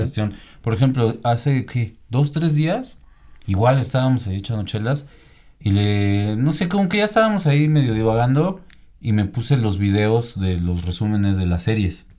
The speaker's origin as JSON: {"language": "Spanish", "country": "Mexico", "said": "Mexicano también estamos ahí"}